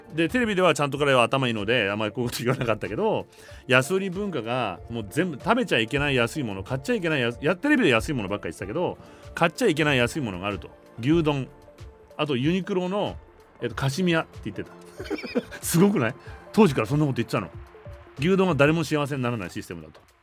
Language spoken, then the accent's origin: Japanese; Japan; moved away as an adult; also born or lived in Los Angeles, United States; 日本人だから